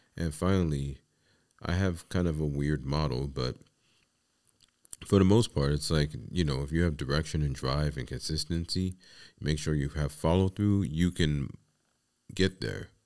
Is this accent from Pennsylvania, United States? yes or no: no; New York City, New York, United States; I come from the Bronx, New York City, and it was kinda commonplace in the building that I lived